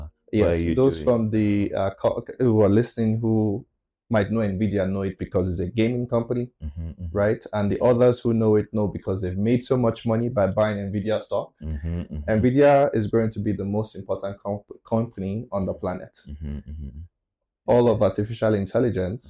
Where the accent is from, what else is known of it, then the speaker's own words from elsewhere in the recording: Nigeria; now in San Francisco, United States; I'm originally from Nigeria, but I'm as Pan-African as they come